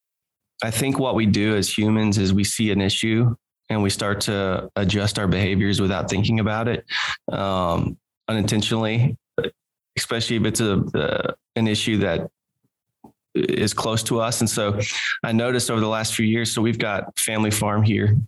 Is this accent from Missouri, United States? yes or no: yes; Missouri, United States; I grew up in Missouri in the 90s and 2000s